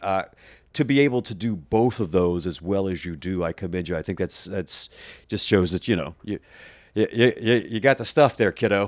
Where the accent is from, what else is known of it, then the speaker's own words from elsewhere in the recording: Mississippi Gulf Coast, United States; also born or lived in West Virginia / upstate New York; now in Chicago, United States; I grew up on the Mississippi Gulf Coast